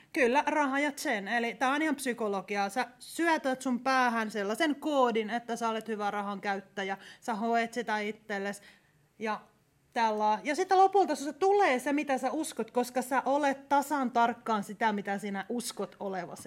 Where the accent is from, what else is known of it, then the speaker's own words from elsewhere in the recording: Ostrobothnia, Finland; mä olen Pohjanmaalta kotoisin